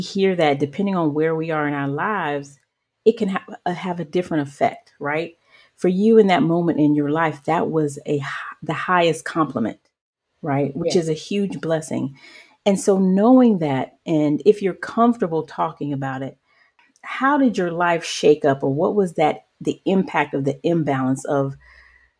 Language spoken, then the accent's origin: English; the South, United States; also born or lived in Jersey; being an African child myself, growing up in the South